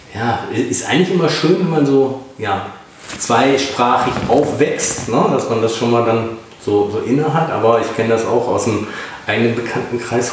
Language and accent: German; North Rhine-Westphalia, Germany; ich komme ja auch aus Nordrhein-Westfalen